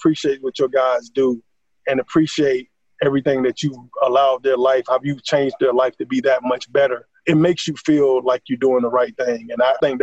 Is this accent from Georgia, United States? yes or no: yes; Atlanta, Georgia, United States; Here in my hometown, Atlanta, Georgia